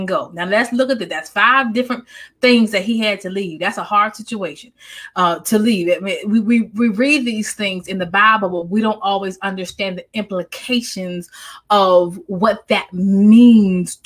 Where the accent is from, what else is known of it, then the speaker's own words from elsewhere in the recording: Maryland, United States; now in North Carolina, United States; I'm originally from Maryland. My, you know, cousins though, we're from Maryland. And everyone is from my family is from Maryland.